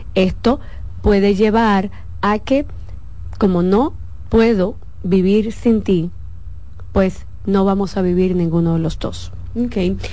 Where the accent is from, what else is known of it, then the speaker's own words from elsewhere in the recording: Santo Domingo, Distrito Nacional, Dominican Republic; Yo crecí en un barrio. Yo crecí en Villa Agrícola entre eh, eh, José Martí primero, Villa María y después Villa Agrícola